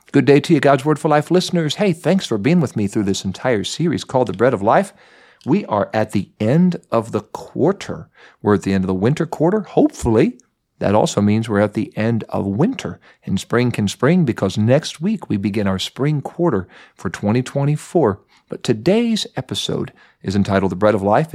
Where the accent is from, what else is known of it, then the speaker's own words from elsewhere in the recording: Mount Vernon, Ohio, United States; I was growing up in Mount Vernon, Ohio